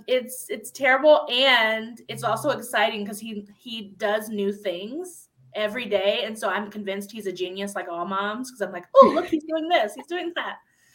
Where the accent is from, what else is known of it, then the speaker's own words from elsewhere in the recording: Ohio, United States; moved away as an adult; I'm born and raised in Ohio and just moved back 2 years ago